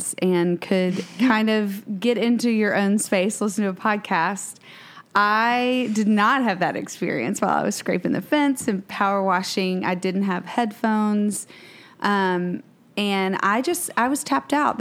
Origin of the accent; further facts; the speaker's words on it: Waco, Texas, United States; we're from Waco